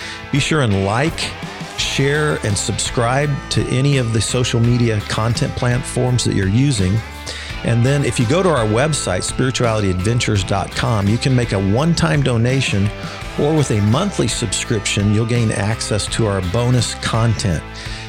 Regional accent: Wichita, Kansas, United States; born or raised there

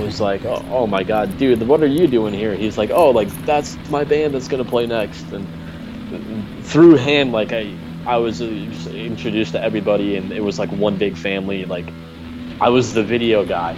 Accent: Connecticut, United States; originally I'm from Connecticut

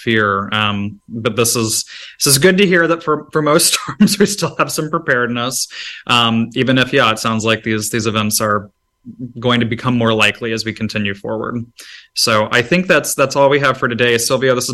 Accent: Gulf South, United States; I'm from the Gulf South. I grew up with hurricanes.

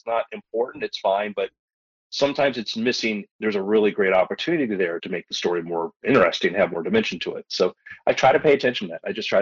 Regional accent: Florida, United States; I grew up in Florida.

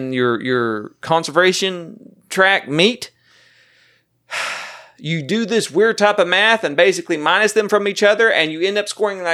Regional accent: Oklahoma, United States; I know. I'm from Oklahoma.

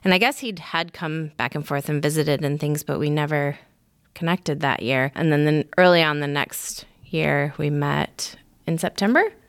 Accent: Michigan, United States; moved away as an adult; also born or lived in Haiti; now in Augusta, United States; I grew up in Michigan, but also in a pretty conservative church

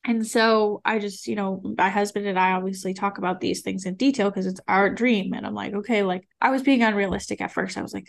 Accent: New England, United States; now in Austin, United States; I have friends here in Austin, I'm from New England

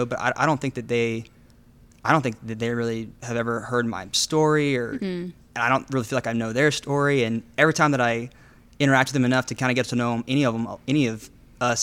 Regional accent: Midland County, Texas, United States; also born or lived in Nepal; now in Dallas, United States; I was born and raised outside of the city limits in Midland County

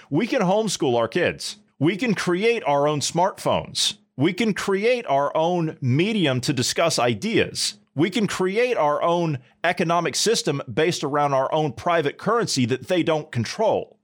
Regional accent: United States; As an American

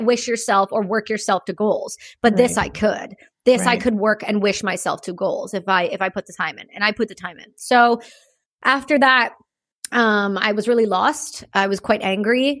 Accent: Campbellford, Ontario, Canada; also born or lived in Belleville, Ontario / Cobourg, Ontario; So I grew up in a small town in Ontario called Campbellford near the Trenton Air Base.

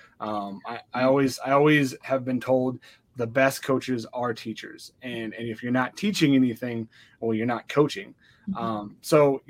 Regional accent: Montana, United States; I was born and raised in Montana, so I know Montana

